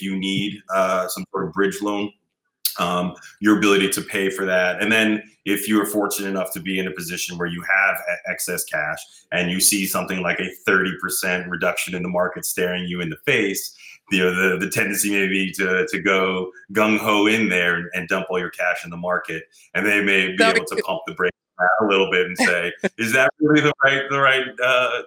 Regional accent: New York City, New York, United States; I'm a New Yorker originally. I grew up in Queens and Brooklyn

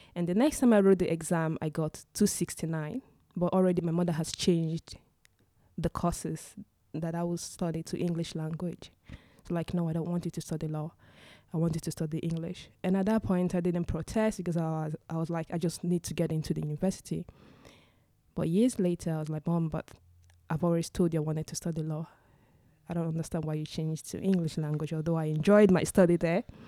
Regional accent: Nigeria; moved away as an adult; now in Stockholm, Sweden; I am originally from Nigeria. And I moved to Sweden in two thousand and thirteen for my master's education

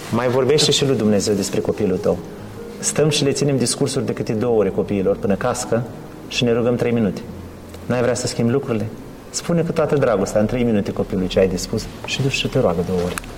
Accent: Romania; now in Leeds, United Kingdom; noi ca și români

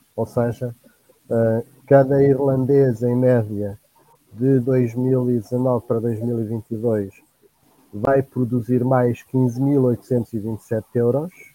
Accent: Penedono, Viseu, Portugal; now in Óbidos, Portugal; vivo atualmente em Óbidos e sou natural de Penedono, distrito de Viseu.

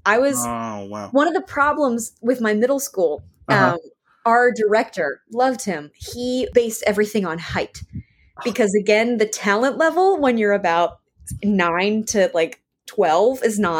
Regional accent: Richmond, Virginia, United States; I'm from Richmond, Virginia. Born, raised, been here forever. Probably will stay here for a long time.

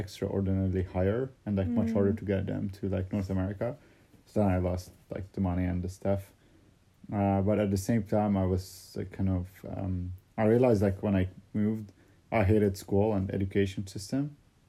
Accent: Saudi Arabia; born there; Well, because when I was born in Saudi, they had made the calculations based on the lunar kind of calendar.

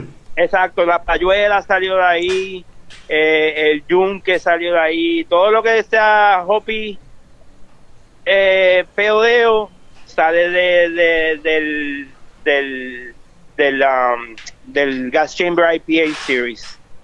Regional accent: Ponce, Puerto Rico; moved away; also born or lived in United States; soy nací en Ponce

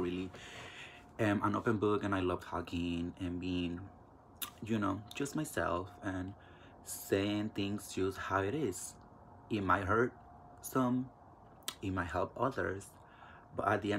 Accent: Mexico; also born or lived in California; now in Kansas, United States; I do have an accent because I was raised in Mexico

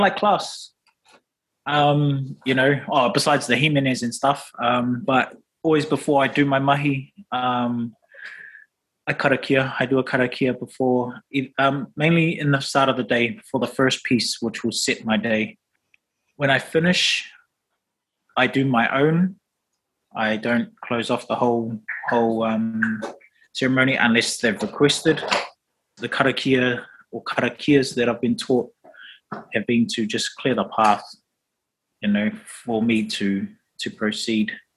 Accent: Auckland, New Zealand; also born or lived in Rotoiti; So I'm from Rotoiti, but grew up in Auckland.

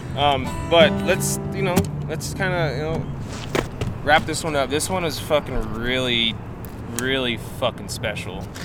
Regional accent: Pueblo, Colorado, United States; I'm from here.

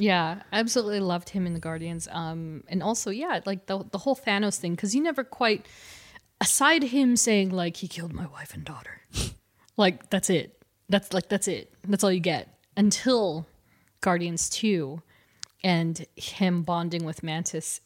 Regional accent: California, United States; We're both from California

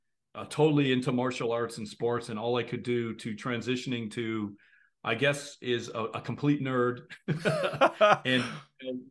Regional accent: Ontario, Canada; I live in Canada. A lot of people think I'm from the US, but I'm actually Canadian

